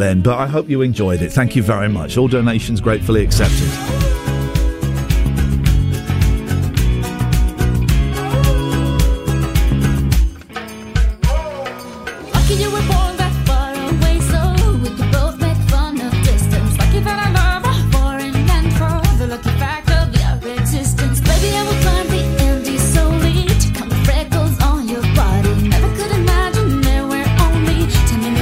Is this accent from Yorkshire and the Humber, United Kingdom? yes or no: no; Slough, South East England, United Kingdom; I grew up in Slough